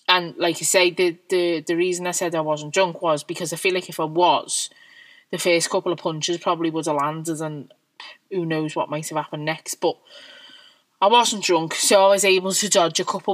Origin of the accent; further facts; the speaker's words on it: Liverpool, North West England, United Kingdom; I'm quite proud of being a Scouser, and I'm proud of where I come from